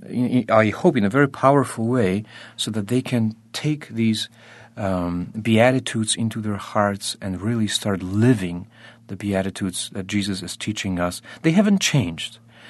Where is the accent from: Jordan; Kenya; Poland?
Poland; born there; I was born in Poland.